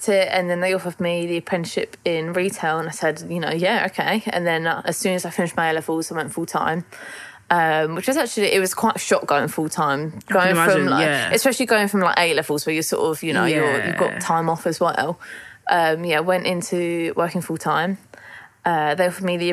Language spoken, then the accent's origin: English; Kent, South East England, United Kingdom; I'm 20, I'm from Kent, and I work in a pharmacy.